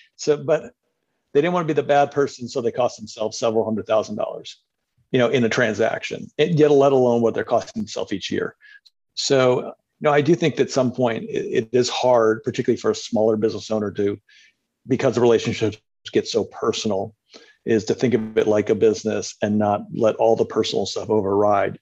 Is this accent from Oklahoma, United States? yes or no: no; Cleveland, Ohio, United States; now in Los Angeles, United States; I'm originally from the Midwest, but uh, Cleveland, Ohio, but lived around the country and has spent the last 20 years in Los Angeles